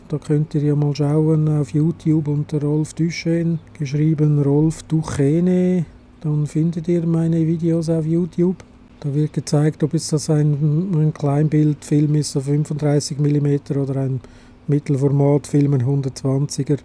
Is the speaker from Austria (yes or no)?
no; Switzerland; also born or lived in Adliswil, Switzerland; Bei uns in der Schweiz